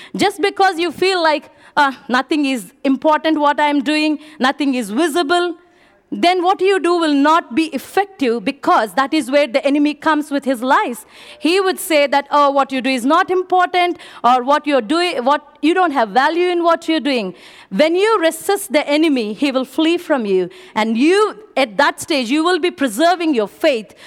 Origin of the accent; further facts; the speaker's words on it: India; moved away; I'm from India.